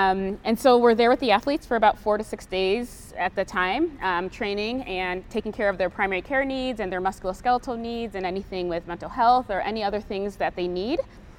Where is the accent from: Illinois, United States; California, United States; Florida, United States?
Illinois, United States; Chicago; I have three older sisters. I'm from Chicago, the suburbs of Chicago. My parents immigrated from Haiti.